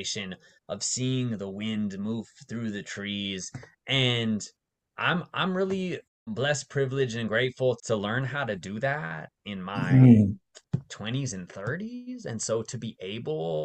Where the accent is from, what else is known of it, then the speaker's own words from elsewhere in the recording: Las Vegas, Nevada, United States; moved away as an adult; also born or lived in Bay Area, California; I grew up mostly in Las Vegas